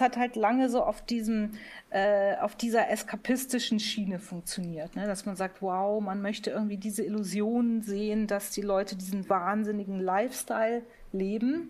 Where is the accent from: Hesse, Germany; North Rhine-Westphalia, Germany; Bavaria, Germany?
Bavaria, Germany; Munich; Ich bin ja in München äh, geboren worden ne? und aufgewachsen